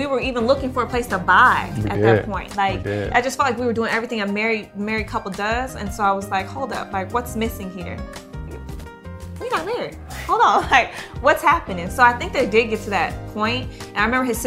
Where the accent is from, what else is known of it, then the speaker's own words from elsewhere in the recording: Detroit, Michigan, United States; moved away; also born or lived in New York City; I'm from Detroit